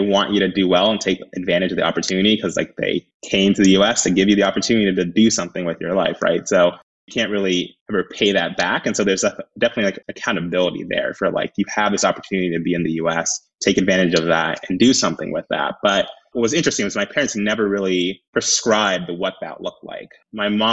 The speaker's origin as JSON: {"language": "English", "town": "Happy Valley", "region": "Oregon", "country": "United States", "tie": "born or raised there", "also_born_or_lived": "Washington, District of Columbia, United States", "said": "I grew up in Happy Valley in Clackamas."}